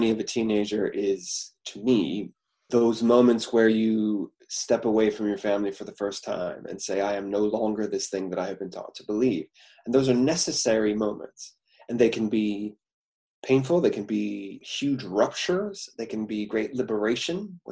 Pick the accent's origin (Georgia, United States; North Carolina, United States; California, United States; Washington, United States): Washington, United States; Puyallup; I come from a small town outside of Tacoma, Washington, called Puyallup